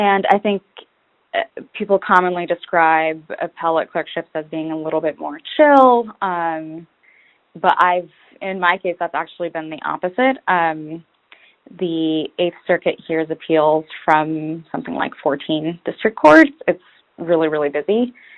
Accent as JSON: {"language": "English", "town": "Detroit", "region": "Michigan", "country": "United States", "also_born_or_lived": "Lebanon", "said": "I think I applied mostly in the Midwest because that's where I'm from. I immigrated from Lebanon and we eventually settled in Detroit, so I wanted to stay in the Midwest."}